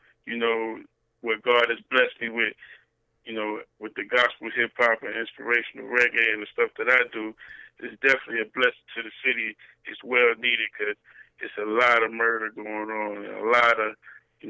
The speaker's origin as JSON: {"language": "English", "town": "New York City", "region": "New York", "country": "United States", "tie": "born or raised there", "also_born_or_lived": "Harlem, New York", "moved": "yes", "lives_now": "Laurinburg, United States", "said": "raised in the Bronx, New York"}